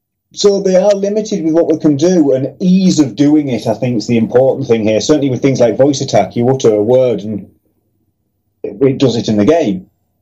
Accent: Middlesbrough, North East England, United Kingdom; I'm from Middlesbrough.

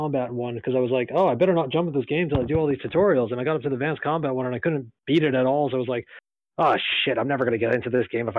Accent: New York, United States; moved away as an adult; also born or lived in Scotland; now in Cambridgeshire, United Kingdom; Yeah, but I am American, you know, originally. I'm from, you know, originally from New York, and I decided to give up the exciting life in Manhattan to move all the way out to the wonderful countryside of...

